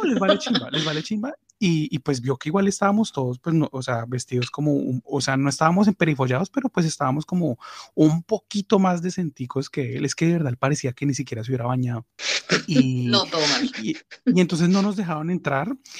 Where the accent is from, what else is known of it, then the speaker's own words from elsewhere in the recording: Cali, Valle del Cauca, Colombia; moved away; Para los que no saben cuál es mi ciudad, mi ciudad, mi ciudad es Cali